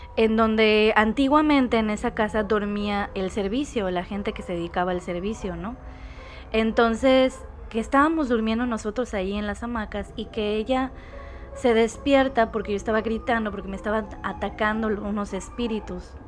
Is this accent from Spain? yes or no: no; Mérida, Yucatán, Mexico; yo por ejemplo soy yucateca, de la ciudad de Mérida